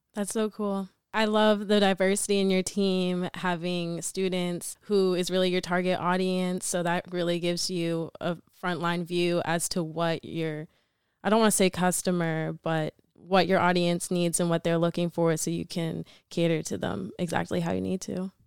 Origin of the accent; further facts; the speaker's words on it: Massachusetts, United States; also born or lived in Atlanta, Georgia; I moved from Atlanta to Massachusetts going into sixth grade